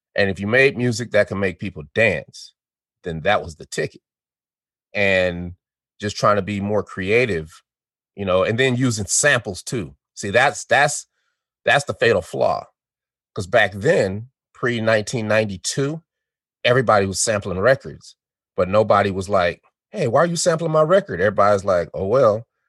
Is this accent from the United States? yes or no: yes; Denver, Colorado, United States; also born or lived in Chicago, Illinois; I was born in Chicago, Illinois, and we moved. Our family moved to uh, Denver, Colorado, when I was four years old